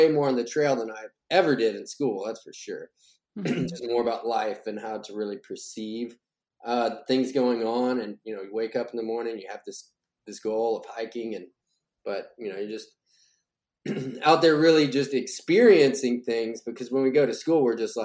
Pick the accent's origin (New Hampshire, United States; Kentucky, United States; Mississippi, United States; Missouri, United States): Kentucky, United States; now in Nashville, United States; I came to Nashville, which is where I'm, you know, originally from this area, like, 'cause I'm from Kentucky across the border